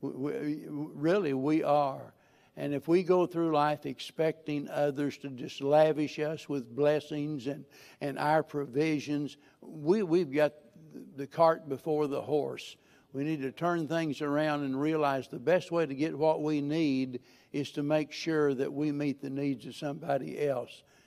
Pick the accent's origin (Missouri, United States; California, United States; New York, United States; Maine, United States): Missouri, United States; I'm a hillbilly from Missouri